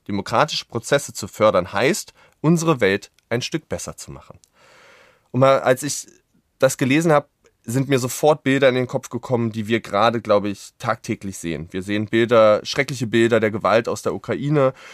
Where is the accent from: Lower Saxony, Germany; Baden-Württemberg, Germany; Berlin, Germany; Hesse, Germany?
Berlin, Germany; als Berliner